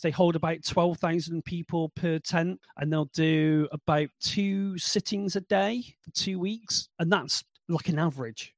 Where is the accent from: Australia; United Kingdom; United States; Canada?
United Kingdom; we're typically British